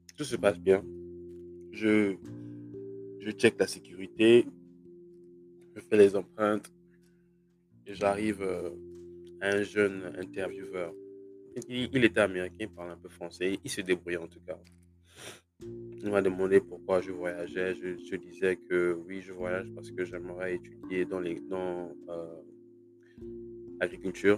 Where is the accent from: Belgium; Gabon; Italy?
Gabon; moved away as an adult; also born or lived in Libreville, Gabon / France; now in United States; j'ai grandi au Gabon